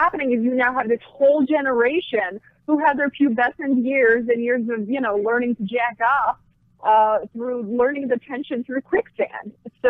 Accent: Clifton, New Jersey, United States; I actually did grow up in the dirty Jersey.

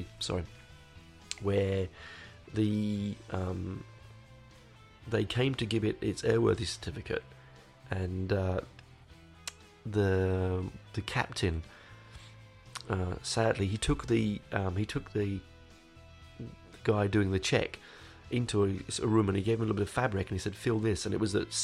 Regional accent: London, United Kingdom; I grew up in Hendon.

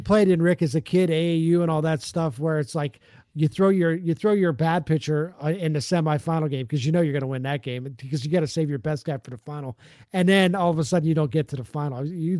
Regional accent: the North, United States; if you're from the North, like I am

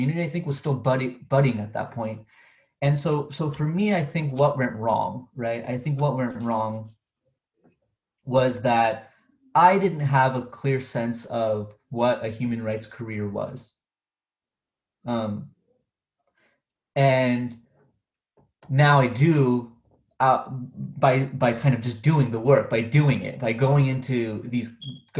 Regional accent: Orange County, California, United States; I'm from Orange County, California, and that's where I am right now.

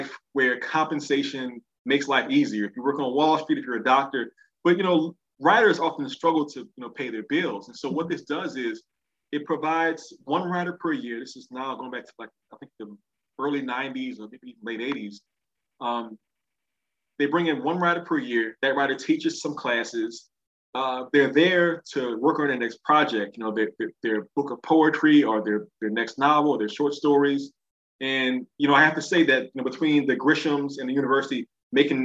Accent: New Orleans, Louisiana, United States; I grew up in New Orleans East, which is an area of the city

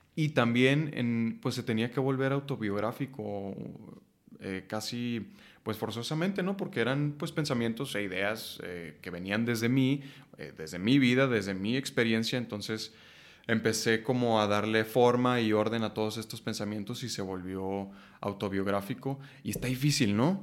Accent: Chihuahua, Mexico; moved away as an adult; now in Mexico City, Mexico; cuando llegué de Chihuahua a Ciudad de México a los 19 años a estudiar actuación

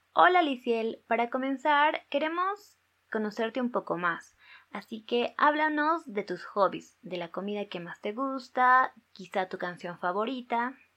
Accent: Bolivia; como bolivianos y como jóvenes

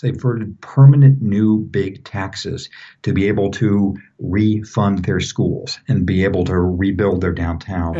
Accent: Southern California, United States; moved away; I grew up in Southern California

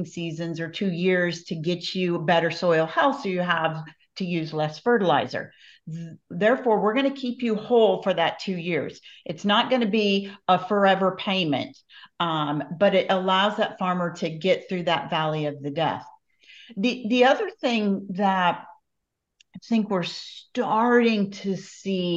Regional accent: Iowa, United States; When I was growing up in Iowa, so many years ago

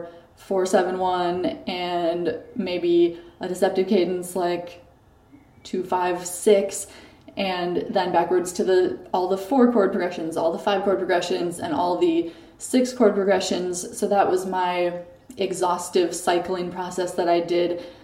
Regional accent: Waseca, Minnesota, United States; also born or lived in Chicago, Illinois; now in Paris, France; grew up in Waseca, Minnesota

